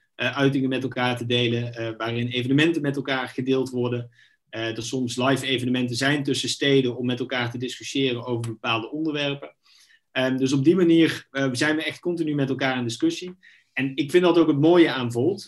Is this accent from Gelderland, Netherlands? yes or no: no; Knegsel, North Brabant, Netherlands; also born or lived in Eindhoven / Nijmegen; geboren in Eindhoven, opgegroeid in een klein Brabants dorpje, eh, Knechtsel